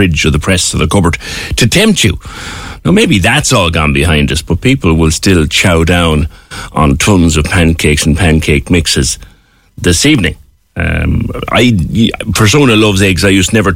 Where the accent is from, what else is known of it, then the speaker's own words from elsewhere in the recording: Ireland; we are very sweet mouthed in Ireland, and in Cork in particular